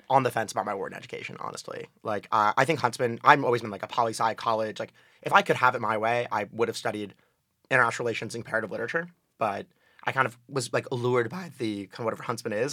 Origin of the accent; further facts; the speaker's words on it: New Haven, Connecticut, United States; I'm from New Haven, Connecticut